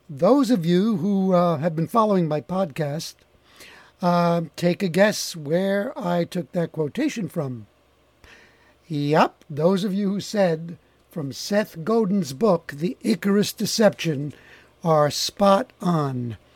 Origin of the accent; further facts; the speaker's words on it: Montreal, Quebec, Canada; first language Italian; English is a second language; I was born in Montreal.